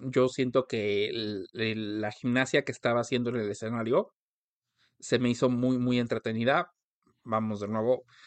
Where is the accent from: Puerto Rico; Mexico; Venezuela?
Mexico; nosotros como mexicanos